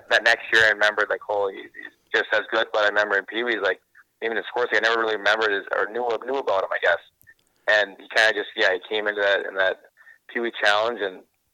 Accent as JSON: {"language": "English", "town": "Hermantown", "region": "Minnesota", "country": "United States", "tie": "born or raised there", "said": "growing up in Hermantown, we almost every year we're getting to the state tournament"}